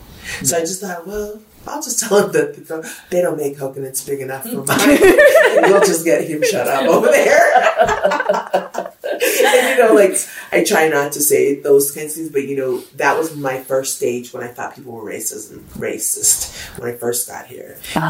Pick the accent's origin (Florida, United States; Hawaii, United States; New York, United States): Hawaii, United States; I'm going to give them the story that I'm from Hawaii.